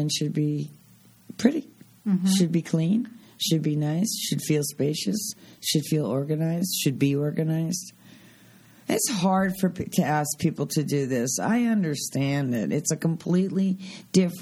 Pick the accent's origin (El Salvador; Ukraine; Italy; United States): United States; the East, East Coast; now in Arizona, United States; I'm from the East.